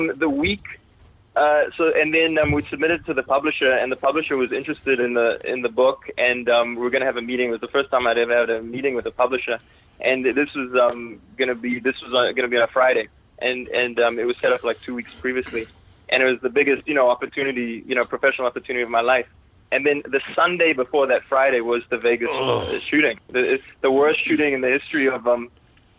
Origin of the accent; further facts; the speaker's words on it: Toronto, Ontario, Canada; also born or lived in South Africa / United States; as a kid, my family, we moved to Toronto, Canada